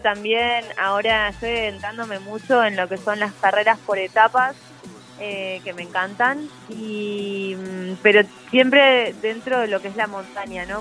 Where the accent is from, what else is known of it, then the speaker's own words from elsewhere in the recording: Pilar, Buenos Aires Province, Argentina; Yo soy de Pilar, sí, Pilar, Buenos Aires, a 35 kilómetros de Capital Federal